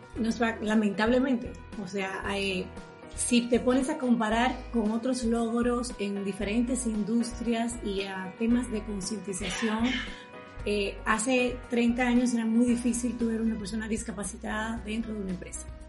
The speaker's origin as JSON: {"language": "Spanish", "country": "Dominican Republic", "said": "yo soy dominicana."}